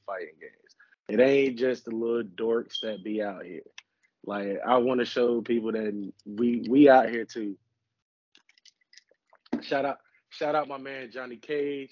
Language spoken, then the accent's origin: English; Goldsboro, North Carolina, United States; we grew up in Goldsboro, North Carolina